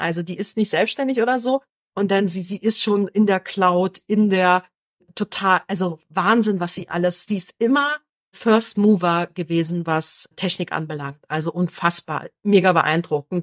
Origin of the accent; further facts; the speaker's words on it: Berlin, Germany; ich komme ja aus Berlin